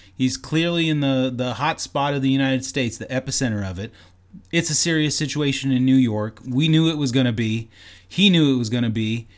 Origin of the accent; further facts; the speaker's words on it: Canada; I'm Canadian